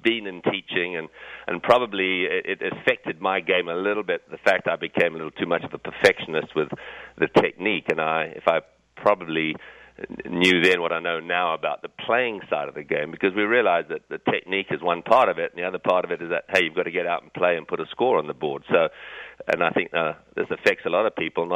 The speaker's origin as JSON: {"language": "English", "country": "Zimbabwe", "tie": "born or raised there", "also_born_or_lived": "England", "moved": "yes", "said": "although I was born in England, I actually grew up in Southern Africa, in Rhodesia or Zimbabwe, as it is called now"}